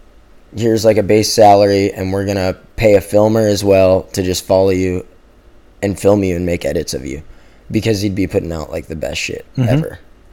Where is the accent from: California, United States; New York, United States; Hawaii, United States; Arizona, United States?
Hawaii, United States; Growing up in Hawaii, like all the guys before us, that was the formula, you know.